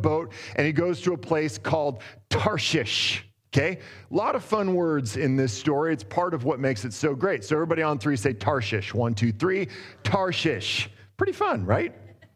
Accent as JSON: {"language": "English", "town": "Boring", "region": "Oregon", "country": "United States", "tie": "born or raised there", "also_born_or_lived": "Portland, Oregon", "moved": "as an adult", "lives_now": "Los Angeles, United States", "said": "I grew up in Boring, and I was born in Southeast Portland."}